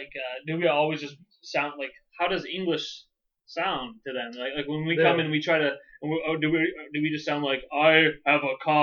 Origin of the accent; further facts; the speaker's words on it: United States; because we're American.